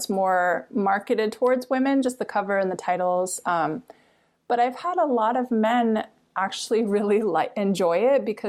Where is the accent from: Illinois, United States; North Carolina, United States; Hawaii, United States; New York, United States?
Hawaii, United States; Oahu; also born or lived in Big Island, Hawaii; I grew up on Oahu